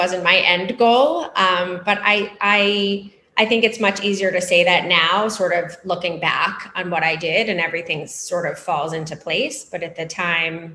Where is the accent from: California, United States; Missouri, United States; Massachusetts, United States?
Massachusetts, United States; outside of Boston; now in New York City, United States; I grew up outside of Boston